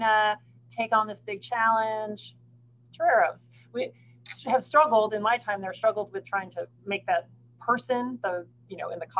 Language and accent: English; California, United States; moved away; also born or lived in Austin, Texas; growing up in California, like we have a very specific type of Mexican food in California